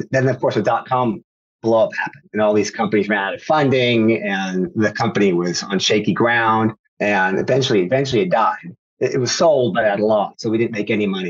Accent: Sacramento, California, United States; family's from Sacramento. So I'm in Northern California, always born and raised.

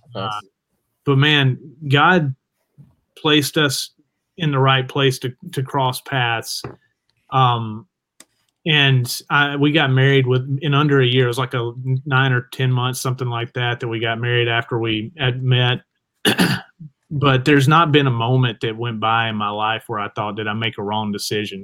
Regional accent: Jasper, Alabama, United States; I'm from Jasper, Alabama

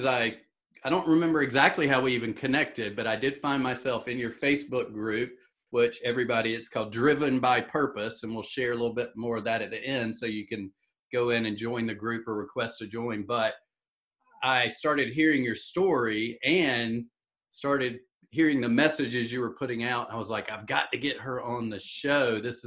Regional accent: the South, United States; I'm from the South

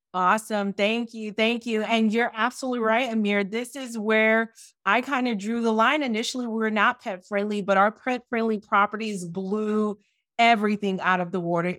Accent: Miami, Florida, United States; I'm from Miami.

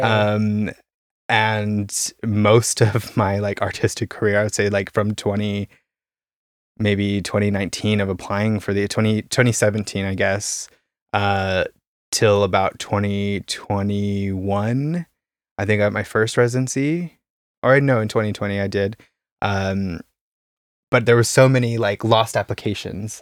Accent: Caldwell, Idaho, United States; moved away as an adult; also born or lived in Boise, Idaho; now in Berlin, Germany; I come from Idaho, uh, a small town, uh, Caldwell, like twenty thousand people

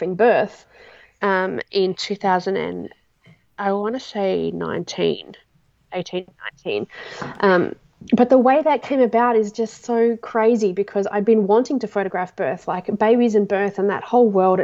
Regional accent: Toowoomba, Queensland, Australia; I'm from Toowoomba.

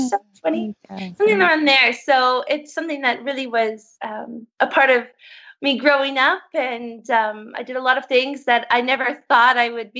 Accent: St. Catharines, Ontario, Canada; moved away as an adult; now in Switzerland; I grew up in Canada, a place near Niagara Falls called St. Catharines

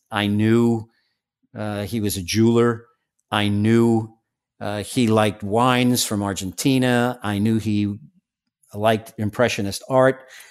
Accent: New York City, New York, United States; I'm from Staten Island.

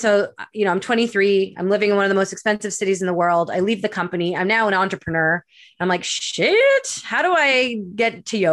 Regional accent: Winnipeg, Manitoba, Canada; moved away as an adult; also born or lived in Edmonton, Alberta / Vancouver, British Columbia; now in Pemberton, Canada; I was born and raised in Winnipeg, Manitoba

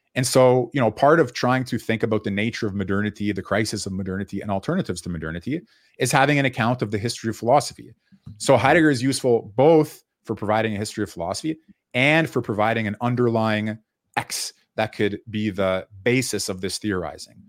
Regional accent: Canada; I was born in Canada

